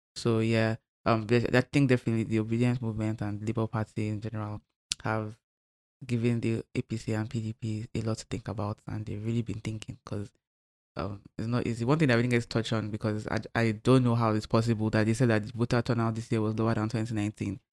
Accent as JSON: {"language": "English", "region": "Lagos", "country": "Nigeria", "said": "Lagos, because that's where I'm from, where I live"}